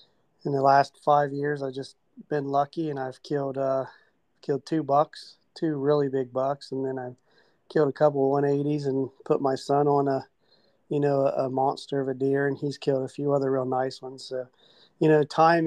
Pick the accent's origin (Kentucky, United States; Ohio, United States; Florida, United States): Ohio, United States; Southern; I grew up here in Southern Ohio